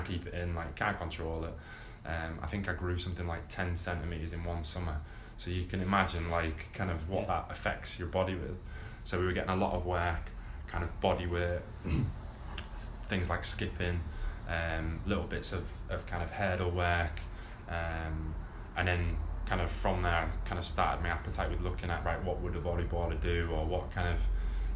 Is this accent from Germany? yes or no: no; England, United Kingdom; as an English player